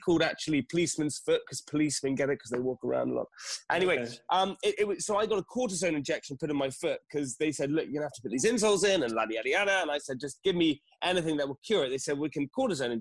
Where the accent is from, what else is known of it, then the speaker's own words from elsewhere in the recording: United Kingdom; being British